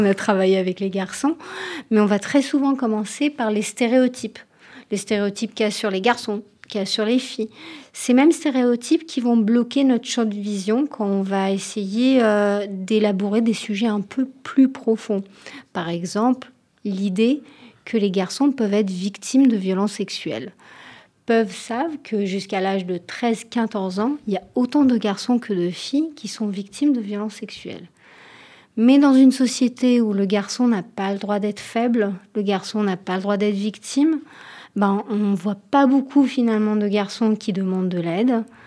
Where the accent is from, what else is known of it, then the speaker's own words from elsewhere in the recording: Tel Aviv, Tel Aviv District, Israel; French is a second language; moved away as an adult; now in France; en France euh, depuis 4 ans, donc désolée si je fais des fautes de français à l'origine de Tel Aviv.